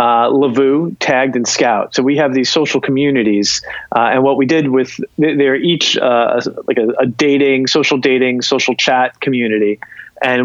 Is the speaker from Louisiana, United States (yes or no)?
no; South Plainfield, New Jersey, United States; also born or lived in Pennington, New Jersey; I'm from South Plainfield, New Jersey originally